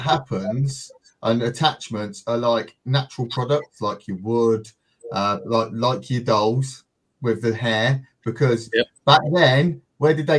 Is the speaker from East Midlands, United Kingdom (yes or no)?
yes; Northampton, East Midlands, United Kingdom; we're from the UK. I'm central in the UK, a place called Northampton.